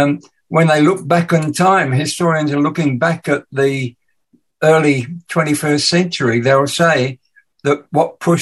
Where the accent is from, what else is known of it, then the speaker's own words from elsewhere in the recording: England, United Kingdom; accent: English; moved away; my awful English accent